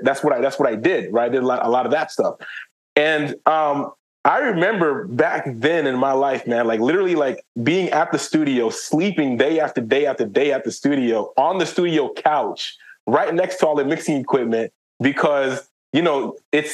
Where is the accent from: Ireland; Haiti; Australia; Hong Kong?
Haiti; I'm from Haiti